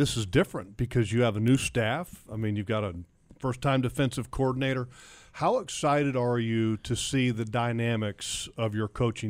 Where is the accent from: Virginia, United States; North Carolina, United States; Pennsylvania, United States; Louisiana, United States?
Virginia, United States; Northern; I grew up in Northern Virginia